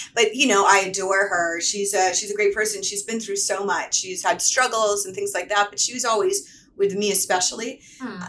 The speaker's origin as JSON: {"language": "English", "town": "Atlanta", "region": "Georgia", "country": "United States", "moved": "yes", "lives_now": "Los Angeles, United States", "said": "originally I'm from Atlanta, Georgia."}